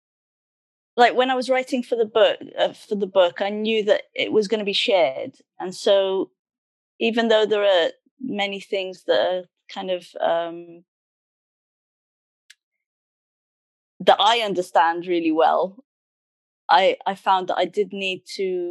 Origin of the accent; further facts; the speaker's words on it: Cardiff, Wales, United Kingdom; also born or lived in Sunderland / Middlesbrough; although I was born in Sunderland, I actually grew up in Middlesbrough for the first 8 years before we came to Cardiff.